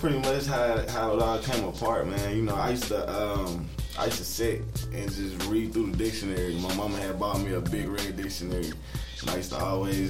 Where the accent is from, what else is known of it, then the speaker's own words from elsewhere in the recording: Killeen, Texas, United States; also born or lived in North Carolina; born and raised, I was born in Lombard, North Carolina, you know. Eventually, I moved to Killeen, Texas. That's where I pretty much experienced life